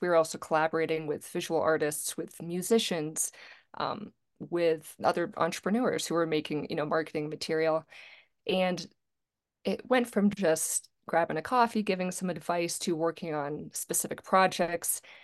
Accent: Charlottesville, Virginia, United States; also born or lived in Greensboro; I grew up in Charlottesville, Virginia

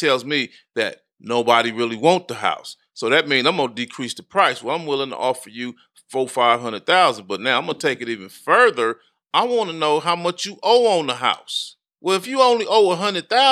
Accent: Compton, California, United States; I grew up in Compton, California

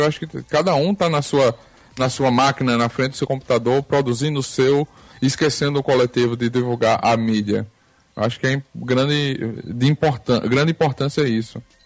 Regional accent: Arapiraca, Alagoas, Brazil; Eu sou de Arapiraca, Alagoas

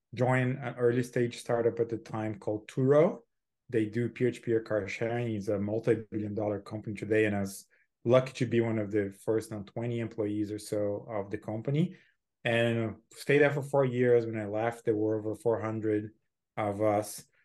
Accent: Brazil; moved away as an adult; also born or lived in Silicon Valley; now in United States; I'm born and raised in Brazil, um, lived there, uh, for twenty-seven

